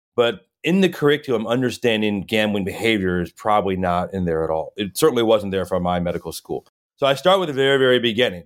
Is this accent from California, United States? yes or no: no; Chicago, Illinois, United States; moved away as an adult; now in Los Angeles, United States; I grew up in Chicago, a huge Chicago sports fan